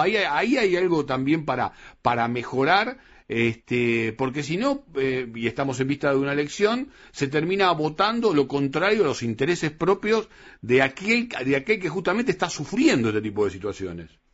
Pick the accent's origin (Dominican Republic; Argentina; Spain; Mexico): Argentina; los argentinos